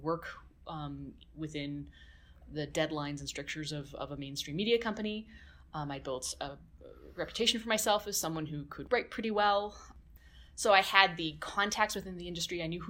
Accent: West Coast, Canada; moved away as an adult; also born or lived in Calgary, Alberta; I was born in Calgary, but I grew up mostly in the West Coast.

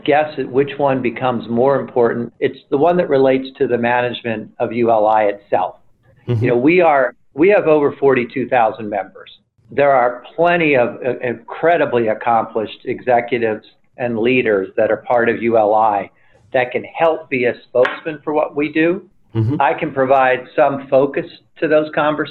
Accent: Trenton, New Jersey, United States; moved away as an adult; also born or lived in upstate New York; I was born and raised in Trenton, New Jersey

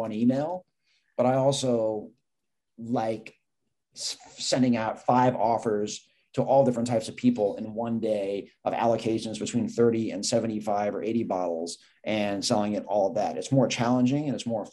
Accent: New York, United States; I grew up in New York

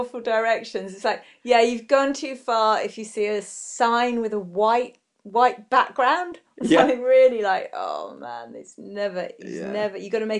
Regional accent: United Kingdom

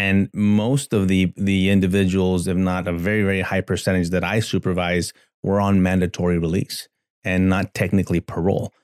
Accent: El Paso, Texas, United States; I grew up born and raised in El Paso, Texas

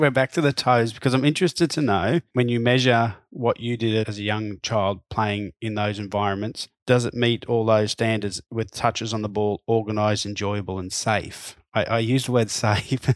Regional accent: Queensland, Australia; When I was a young lad growing up in Queensland

